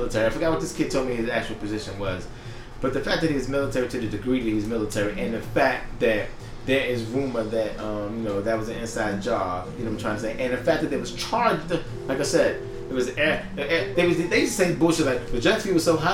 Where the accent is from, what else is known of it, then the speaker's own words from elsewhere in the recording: New York, United States; I'm from New York